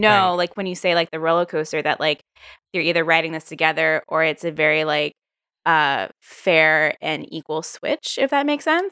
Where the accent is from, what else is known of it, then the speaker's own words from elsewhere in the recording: Virginia, United States; moved away; also born or lived in New York; sort of from the South too. I'm from Virginia